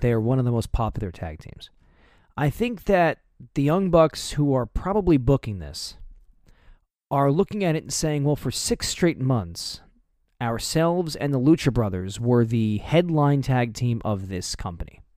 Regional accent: United States; I grew up right outside of New York City

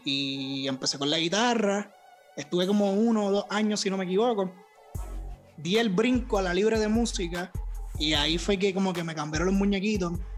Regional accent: Toa Alta, Puerto Rico; also born or lived in Bayamón, Puerto Rico / San Juan, Puerto Rico; yo soy de acá, de Puerto Rico. y Yo realmente, ¿verdad? Me crié en Toalta alta

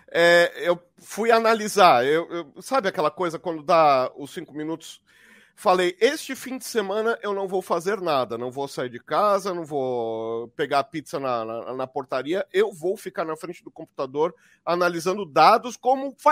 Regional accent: Barbacena, Minas Gerais, Brazil; que nem quando eu fiz faculdade, que nem quando eu era criança pequena lá em Barbacena.

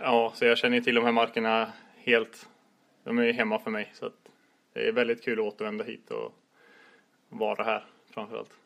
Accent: Västergötland, outside Borås, Västra Götaland, Sweden; also born or lived in Lidingö; now in Gothenburg, Sweden; jag kommer ner från Västergötland och utanför Borås från början

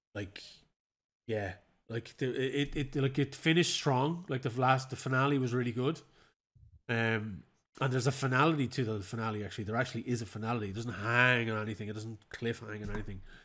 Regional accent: Ireland; as an Irishman

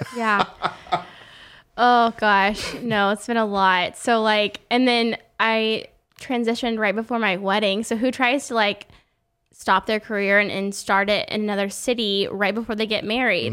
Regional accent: Oklahoma, United States; born or raised there; moved away

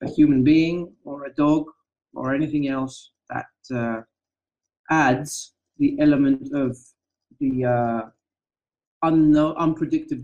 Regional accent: Athens, Attica, Greece; now in Rethymno, Greece; I'm originally from Athens, the capital of Greece.

